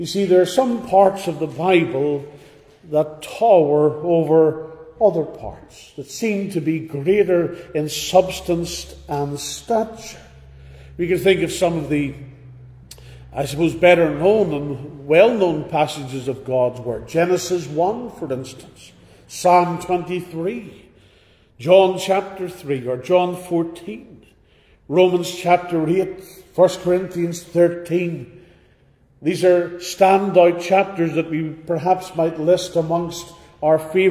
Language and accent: English; Northern Ireland, United Kingdom; Growing up in Northern Ireland